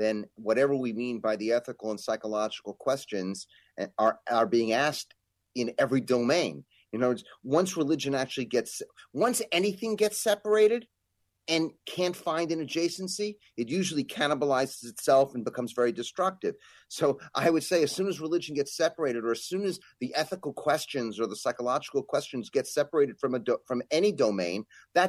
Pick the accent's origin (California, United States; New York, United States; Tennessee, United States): New York, United States; as a New Yorker